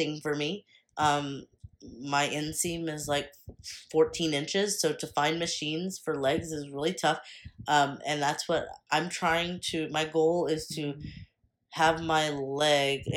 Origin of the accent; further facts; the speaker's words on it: Texas, United States; I'm from Texas.